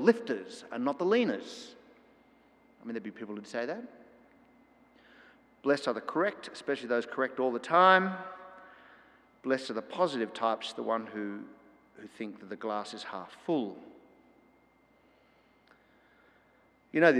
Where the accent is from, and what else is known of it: Australia